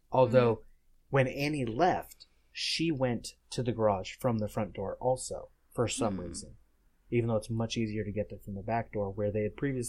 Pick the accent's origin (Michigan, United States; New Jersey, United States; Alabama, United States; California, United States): California, United States; Pasadena; also born or lived in Glendale, California; I grew up in Pasadena.